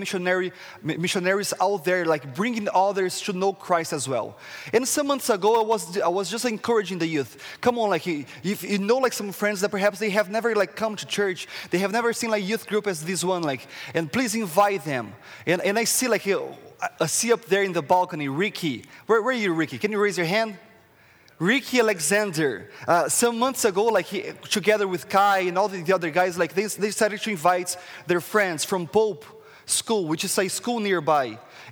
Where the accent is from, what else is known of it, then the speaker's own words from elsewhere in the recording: Brazil; English is a second language; moved away as an adult; now in Canada; as you can see, like, from my accents, where is this guy from? I'm from Brazil, the tropical country of Brazil